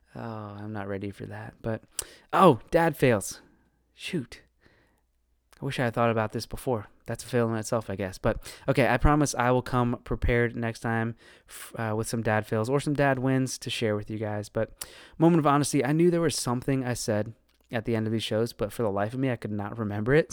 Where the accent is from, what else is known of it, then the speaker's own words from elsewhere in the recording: Northern Virginia, United States; moved away as an adult; now in Raleigh, United States; one of the, the few people that was born and raised in Northern Virginia and actually stuck around